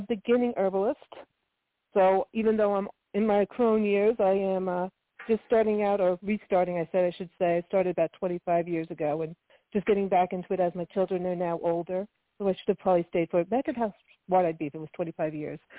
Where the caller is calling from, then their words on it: New Jersey, United States; I'm calling from New Jersey, not too far from you.